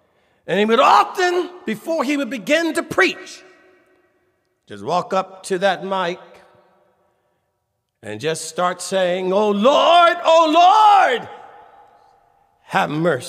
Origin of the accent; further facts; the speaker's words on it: East Coast of the United States, United States; also born or lived in Washington, D.C.; I grew up on the East Coast of the United States of America.